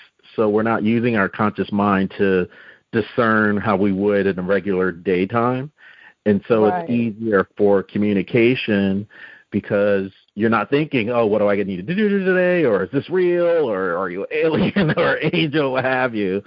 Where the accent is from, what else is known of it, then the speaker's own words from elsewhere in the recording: New Jersey, United States; we're both from New Jersey